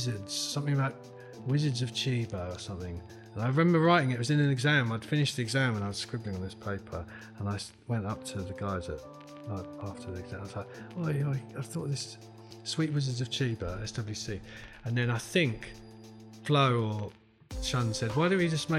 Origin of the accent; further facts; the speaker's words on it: London, United Kingdom; I'm from West London originally.